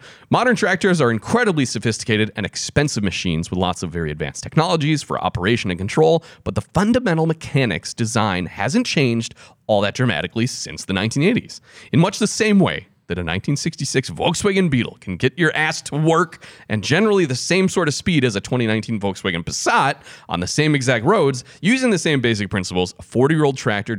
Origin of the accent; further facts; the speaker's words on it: Wisconsin, United States; I mean, we're from Wisconsin.